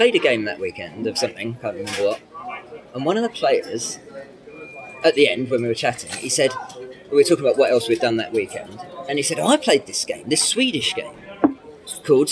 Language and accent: English; London, United Kingdom; I was born and brought up in London. So this is northeast London suburbs, mm-hmm. Woodford.